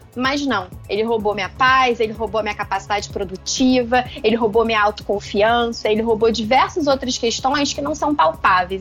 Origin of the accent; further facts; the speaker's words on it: Rio de Janeiro, Brazil; como carioca